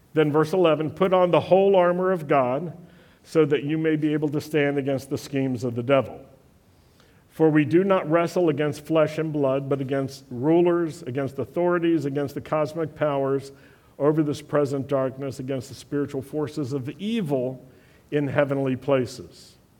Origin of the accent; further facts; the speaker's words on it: Blue Ridge Mountains, Virginia, United States; moved away; also born or lived in Europe; I grew up in the Blue Ridge Mountains in Virginia